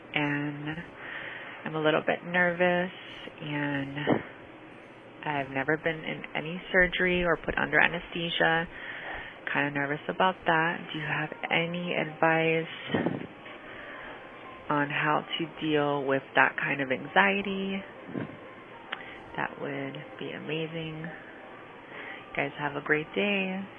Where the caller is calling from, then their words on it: Los Angeles, California, United States; I'm calling from Hollywood, California.